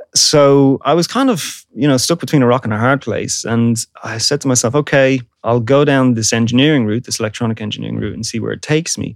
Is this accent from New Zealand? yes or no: no; Dublin, Leinster, Ireland; I'm Irish I'm from Dublin. At the time when I was growing up, it was uh, an incredible music scene in Dublin